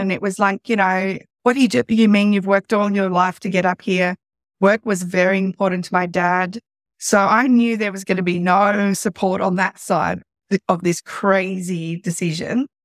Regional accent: Sydney, New South Wales, Australia; born or raised there; also born or lived in South Africa; now in Central Coast, Australia

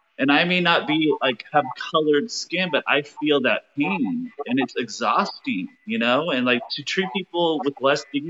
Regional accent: United States; being a gay man growing up in America

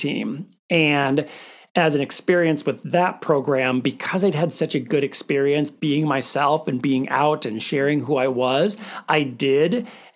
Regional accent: Minnesota, United States; I'm from a teeny tiny town in northern Minnesota, close to International Falls

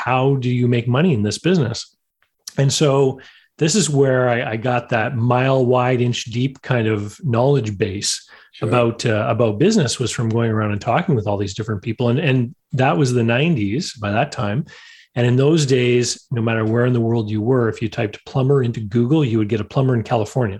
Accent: Canada; growing up in Canada, that meant, getting into snow removal, of course

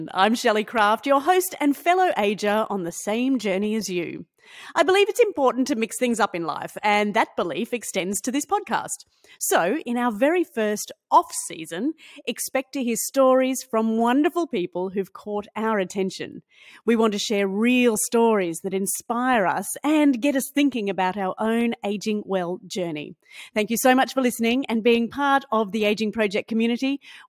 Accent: Queensland, Australia; And being a Queenslander, you certainly have played a huge part in my life from the very beginning.

